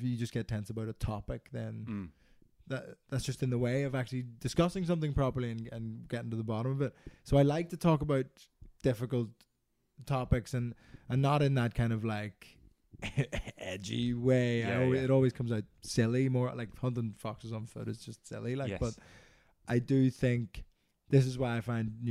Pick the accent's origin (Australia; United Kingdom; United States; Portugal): United Kingdom; Belfast, Northern Ireland; accent: Belfast; now in England; I grew up in Belfast.